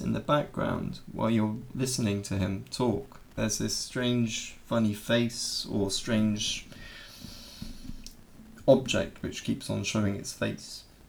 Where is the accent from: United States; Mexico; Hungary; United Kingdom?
United Kingdom; accent: RP; moved away as an adult; now in Germany; So we speak RP because we come from Southern England, and those of us from Southern England around the London, you know, Southern England, we speak mainly in an RP accent.